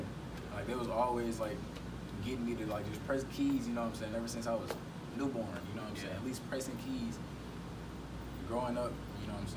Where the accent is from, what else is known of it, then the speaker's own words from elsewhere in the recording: Georgia, United States; moved away; I'm originally from Georgia